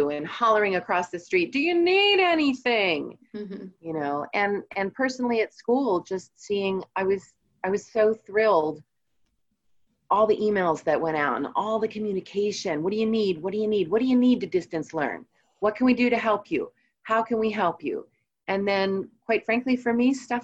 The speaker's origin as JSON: {"language": "English", "town": "Red Lion", "region": "Pennsylvania", "country": "United States", "tie": "born or raised there", "also_born_or_lived": "Pittsburgh, Pennsylvania", "said": "Red Lion, Pennsylvania. It's just 15 minutes outside of York City."}